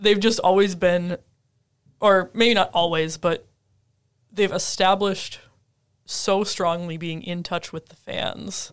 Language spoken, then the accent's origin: English; Minnesota, United States; moved away; I grew up in Minnesota